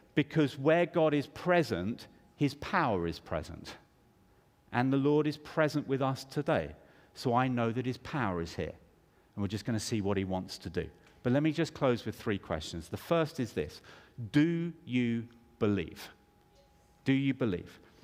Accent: United Kingdom; I grew up in the United Kingdom

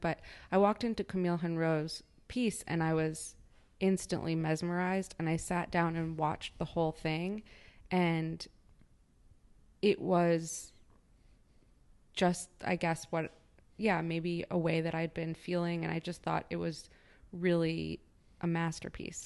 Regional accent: Chicago, Illinois, United States; moved away as an adult; also born or lived in Nebraska; now in New York, United States; I grew up in Chicago

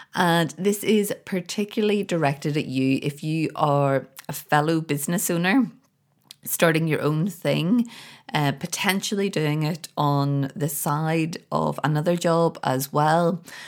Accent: Belfast, Northern Ireland, United Kingdom; moved away; here in Belfast. I'm over visiting my family and friends for the first time in a very, very long time. I feel so great to be back. I grew up here

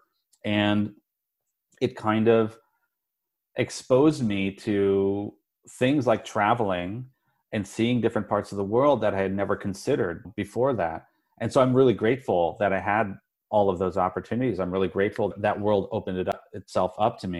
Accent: Denver, Colorado, United States; I grew up in Colorado, which is mountainous and it can get cold

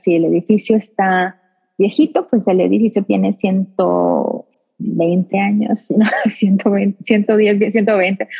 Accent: Houston, Texas, United States; also born or lived in Las Vegas; me regreso para mi casa, donde, de donde yo soy

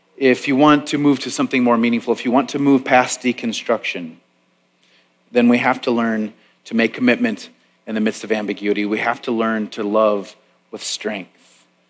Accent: Tomahawk, Wisconsin, United States; now in Waco, United States; our small town newspaper, the Tomahawk Leader, where I grew up in Wisconsin

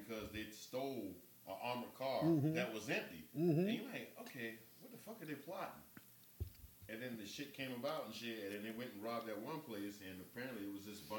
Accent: Los Angeles, California, United States; I was born in North Los Angeles, trust me.

